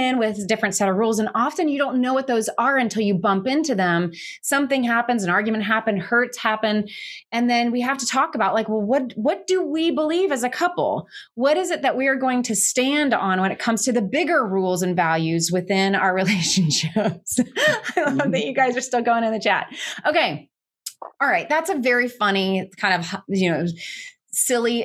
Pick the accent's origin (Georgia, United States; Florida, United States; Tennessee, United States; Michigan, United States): Georgia, United States; we were both brought up in the South. I'm from Georgia